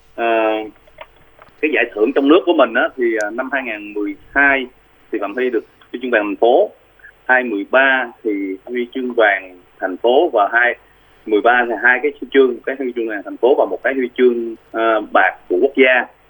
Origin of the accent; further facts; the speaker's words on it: Vietnam; moved away as an adult; also born or lived in South Korea; quê hương mình ở Việt Nam